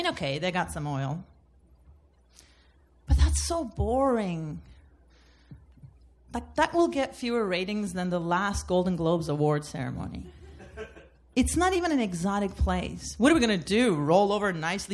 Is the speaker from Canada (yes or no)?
no; Turkey; now in United States; I'm originally from Turkey